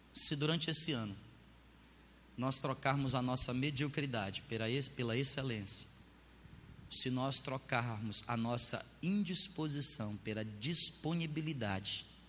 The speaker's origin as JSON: {"language": "Portuguese", "country": "Brazil", "said": "a gente é brasileiro, eu sou brasileiro"}